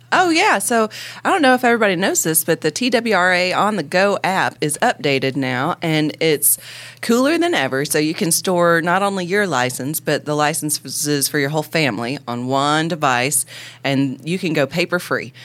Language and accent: English; Northeast Alabama, United States; I was born in Alabama and Northeast Alabama.